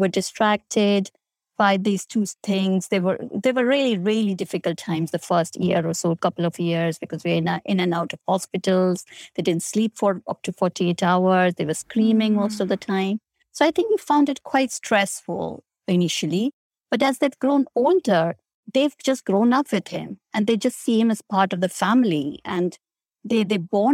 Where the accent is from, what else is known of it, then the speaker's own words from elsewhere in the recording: India; moved away; I grew up in India